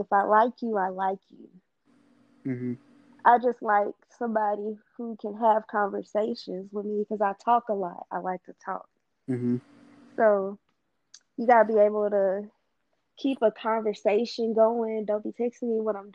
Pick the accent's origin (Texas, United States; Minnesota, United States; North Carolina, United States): Texas, United States; Jasper; from Jasper